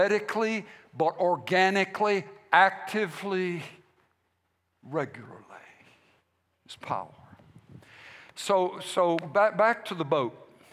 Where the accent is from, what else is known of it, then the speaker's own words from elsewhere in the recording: United States; we as American Christians or Christians Americans